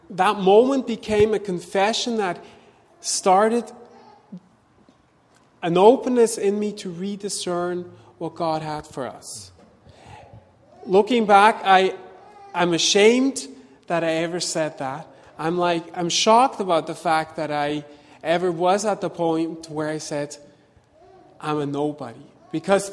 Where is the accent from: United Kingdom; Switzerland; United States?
Switzerland; moved away as an adult; also born or lived in Vancouver, Canada; we left Vancouver to go back to my home country, to Switzerland